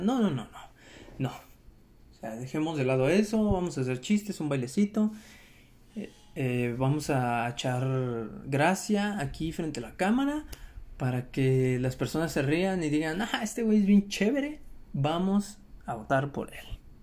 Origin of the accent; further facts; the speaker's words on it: Mexico; para nosotros como mexicanos